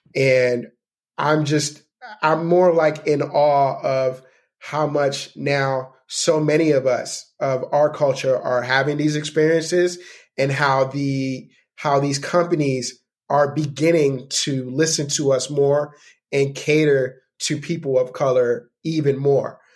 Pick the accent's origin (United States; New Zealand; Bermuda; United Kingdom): United States; New York; I'm from New York